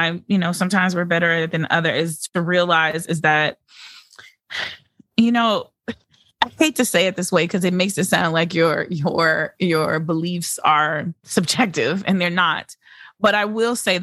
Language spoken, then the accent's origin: English; Louisiana, United States; we went to school in New Orleans and I'm from Louisiana.